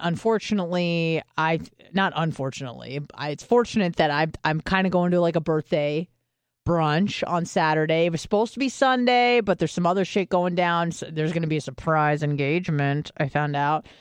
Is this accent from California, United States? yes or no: yes; San Diego, California, United States; moved away; I grew up in San Diego